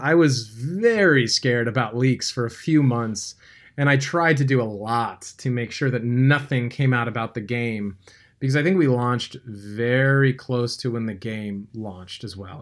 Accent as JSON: {"language": "English", "region": "California", "country": "United States", "tie": "born or raised there", "said": "I grew up in California"}